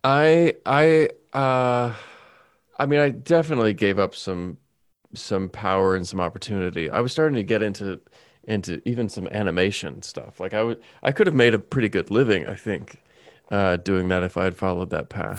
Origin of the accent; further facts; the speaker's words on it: Bowling Green, Kentucky, United States; moved away as an adult; also born or lived in New York; I was born and raised in Kentucky